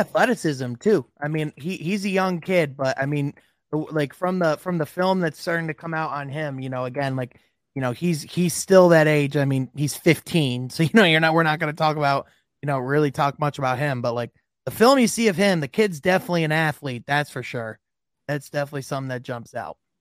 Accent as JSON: {"language": "English", "town": "Grand Rapids", "region": "Michigan", "country": "United States", "tie": "born or raised there", "said": "Grand Rapids, which is actually my hometown"}